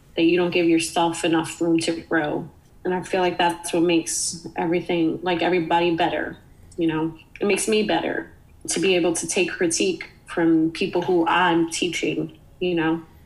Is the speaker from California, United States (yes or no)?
no; New York City, New York, United States; moved away as an adult; now in Philadelphia, United States; me growing up in the Bronx